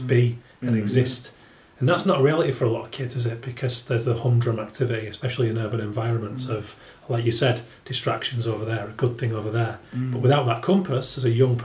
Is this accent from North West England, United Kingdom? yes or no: no; Yorkshire and the Humber, United Kingdom; I grew up in West Yorkshire in an old mill town